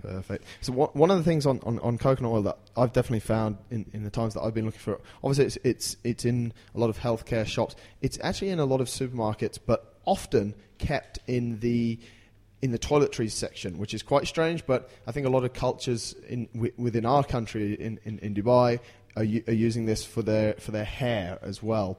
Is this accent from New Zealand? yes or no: no; England, United Kingdom; I'm from England